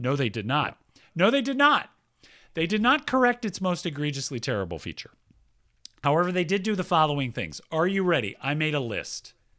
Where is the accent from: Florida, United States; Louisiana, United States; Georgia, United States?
Georgia, United States; Atlanta; moved away; I grew up in Atlanta, Georgia